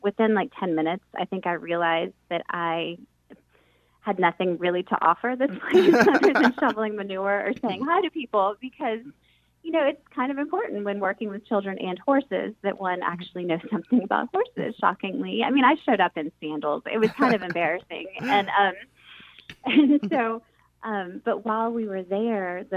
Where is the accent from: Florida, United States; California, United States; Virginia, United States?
Florida, United States; St. Petersburg; moved away as an adult; now in Raleigh, United States; growing up in St. Petersburg, Florida